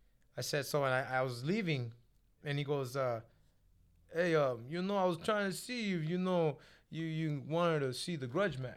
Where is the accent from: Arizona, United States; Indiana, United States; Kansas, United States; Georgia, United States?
Kansas, United States; I'm from Kansas, man.